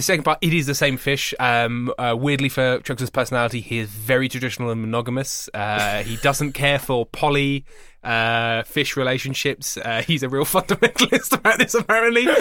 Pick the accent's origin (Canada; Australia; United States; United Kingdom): United Kingdom; England; I'm English